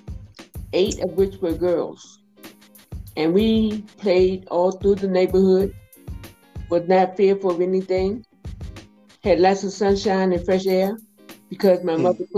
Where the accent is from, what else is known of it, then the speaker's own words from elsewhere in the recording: Washington, District of Columbia, United States; I was born in Washington, D.C. in 1944 at the Freedmen's Hospital, which is now Howard University Hospital. I grew up in D.C.